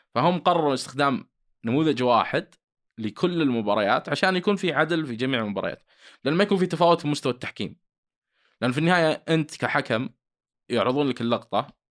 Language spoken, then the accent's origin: Arabic; Saudi Arabia; عندنا في السعوديه